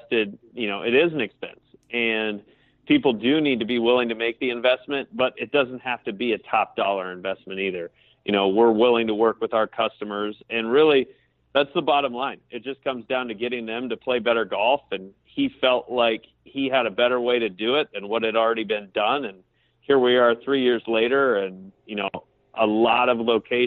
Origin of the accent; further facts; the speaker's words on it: Great Falls, Montana, United States; now in Columbus, United States; I grew up in Great Falls, Montana